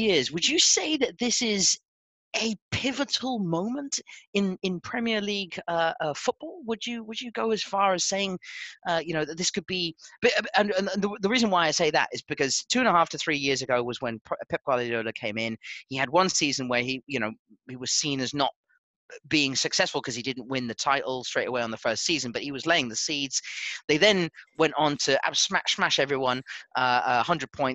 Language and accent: English; New Zealand; as a Kiwi